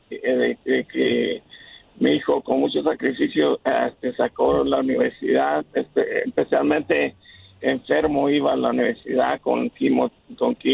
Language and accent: Spanish; El Salvador; also born or lived in Houston; now in Los Angeles, United States; yo soy de Salvador, este, y este, trabajé en construcción en Houston hace muchos años atrás. Yo me vine cuando de, salí huyendo de la guerra de los 80.